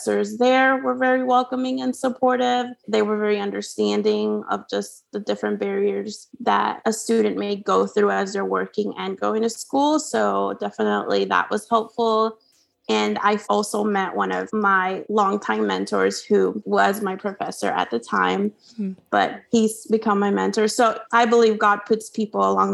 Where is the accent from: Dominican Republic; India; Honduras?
Honduras; English is a second language; moved away as an adult; now in United States; growing up in Honduras, I got pretty used to the culture there and my family and friends there. And so I actually, came to US for college